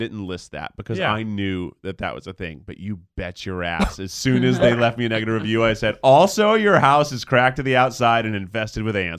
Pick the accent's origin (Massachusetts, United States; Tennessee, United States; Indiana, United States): Tennessee, United States; moved away; I grew up in Tennessee.